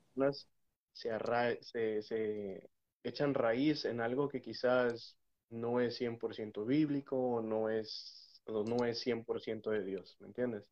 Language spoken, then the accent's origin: Spanish; Mexico; also born or lived in Texas, United States; now in United States; Soy mexicano, eh, nacido en los Estados Unidos, pero criado en México